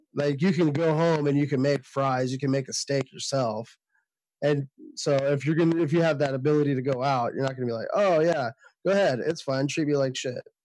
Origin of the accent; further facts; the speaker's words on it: Sacramento, California, United States; I'm from Sacramento, California